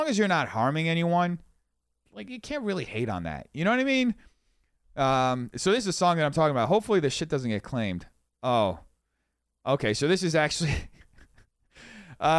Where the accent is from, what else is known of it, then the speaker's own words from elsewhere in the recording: Brazil; also born or lived in New York; now in Los Angeles, United States; I didn't grow up in America. I grew up in Brazil.